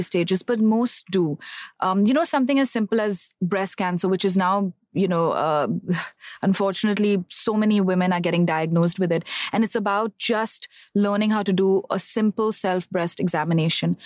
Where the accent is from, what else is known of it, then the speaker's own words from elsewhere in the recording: Bangalore, Karnataka, India; I am originally from Bangalore. I'm born, brought up over there.